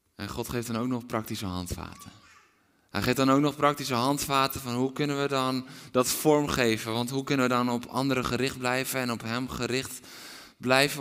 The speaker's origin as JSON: {"language": "Dutch", "country": "Netherlands", "said": "We zijn Nederlanders"}